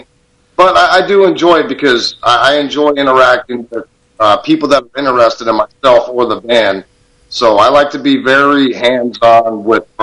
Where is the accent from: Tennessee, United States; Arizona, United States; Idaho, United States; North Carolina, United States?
Arizona, United States; Tucson; born and raised in Tucson